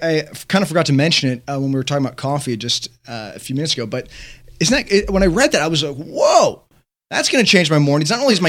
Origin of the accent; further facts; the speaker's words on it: Chicago, Illinois, United States; moved away; because I'm Chicago